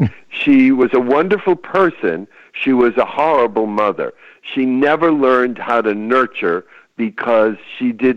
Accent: Chelsea, Massachusetts, United States; now in California, United States; I was back home in my hometown, which is a small town just outside of Boston called Chelsea, Massachusetts

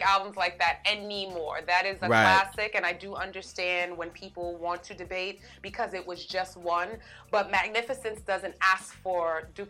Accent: New York, United States; I'm a New Yorker. I'm a Bronx New Yorker. I'm a Harlem New Yorker. I'm a Brolin girl. That's the hybrid of Bronx and Harlem.

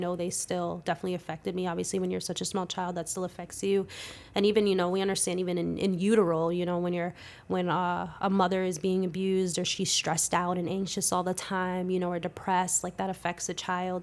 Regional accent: Palisades Park, New Jersey, United States; also born or lived in Clifton, New Jersey / Passaic, New Jersey / Paterson, New Jersey; I say I'm from Palisades Park 'cause that's where I graduated and spent most of my, my school years and all

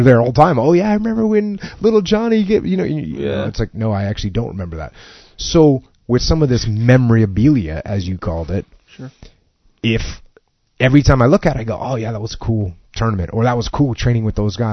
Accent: New England, United States; moved away; I grew up in New England

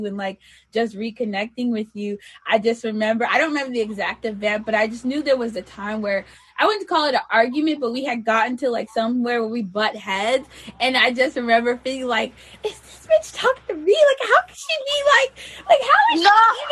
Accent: New York City, New York, United States; I'm from there too

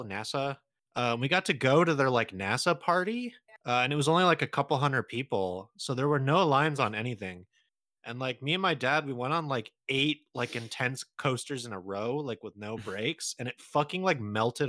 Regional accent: Santa Clarita, California, United States; Daniel and I, we grew up in Santa Clarita

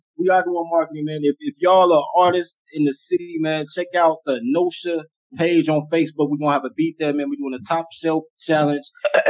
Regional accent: Chicago, Illinois, United States; I'm from Englewood.

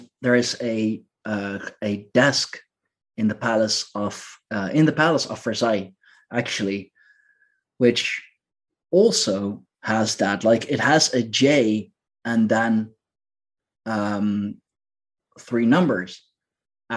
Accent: Leiden, South Holland, Netherlands; here in my hometown. And I know that the city of Leiden is quite an old city

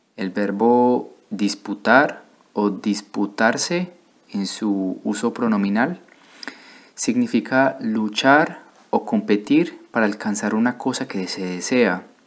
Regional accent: Colombia; moved away as an adult; also born or lived in Bordeaux, France; now in France; vengo de Colombia, pero actualmente vivo en Francia

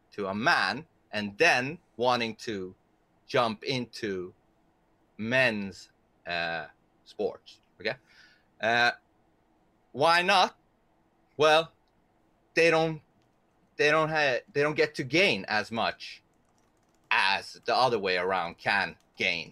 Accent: Sweden; English is a second language; I'm a Persian from Sweden, so excuse my English sometimes

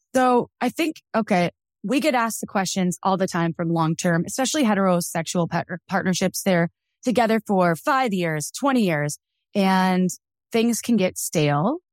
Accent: Wisconsin, United States; I grew up in Wisconsin

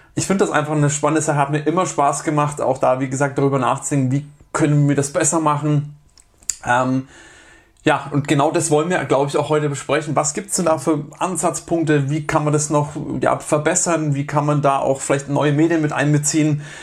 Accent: Germany; bei uns in Deutschland

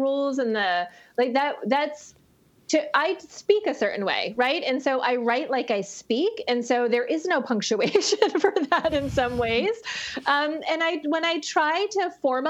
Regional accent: Maine, United States; I grew up in Maine.

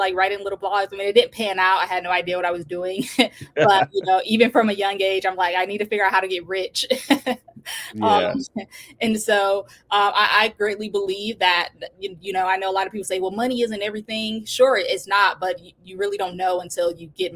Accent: Detroit, Michigan, United States; I was born in Detroit, Michigan, grew up in a, you know, pretty rough neighborhood

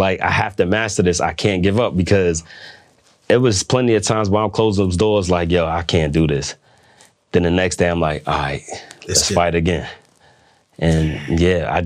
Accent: New York, United States; now in Washington, D.C., United States; I'm from New York

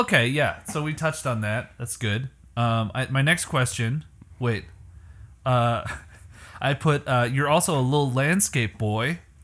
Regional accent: Canada; moved away; I'm from Canada

